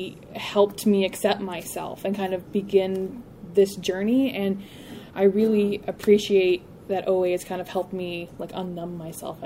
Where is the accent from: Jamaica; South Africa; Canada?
Canada; Ottawa, Ontario; I am from Ottawa, Ontario, Canada